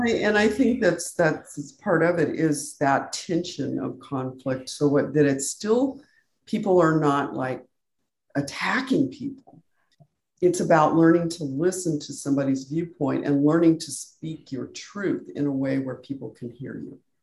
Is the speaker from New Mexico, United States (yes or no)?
yes; Albuquerque, New Mexico, United States; now in San Diego, United States; I was born in New Mexico